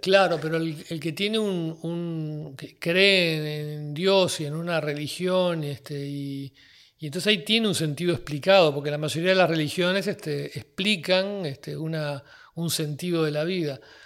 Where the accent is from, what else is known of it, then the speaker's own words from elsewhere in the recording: Uruguay; soy un uruguayo de 58 años